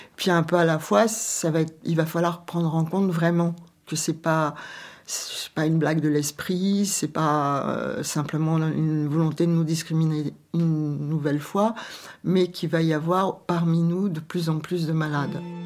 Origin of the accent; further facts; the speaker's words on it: Quimper, Brittany, France; moved away as an adult; also born or lived in Paris; toutes deux, on vient de Quimper